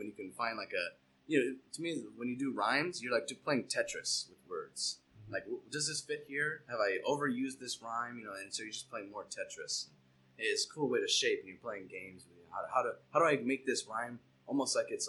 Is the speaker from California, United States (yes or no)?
yes; Temecula, California, United States; moved away as an adult; also born or lived in Long Beach; now in Whittier, United States; I was actually born and raised in Temecula. Well, actually, I was born in Long Beach, but then we moved down to Temecula. I basically felt like I was born and raised there